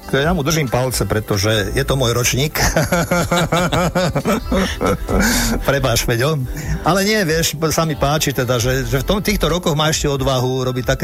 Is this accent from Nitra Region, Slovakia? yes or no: yes; Nitra Region, Slovakia; ja keď si spomeniem na svoje detstvo a e, svoje Vianoce a svoju zimu, tak to bývali a sme vyrastali pri Nitre Hej, takže mm, a tam bývali záveje po, minimálne po kolena.